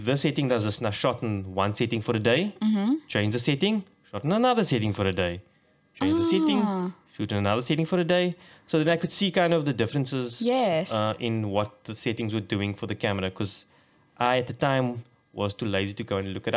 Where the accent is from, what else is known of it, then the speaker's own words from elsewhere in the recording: Cape Town, Western Cape, South Africa; we grew up on the Cape Flats and it was kind of rough out there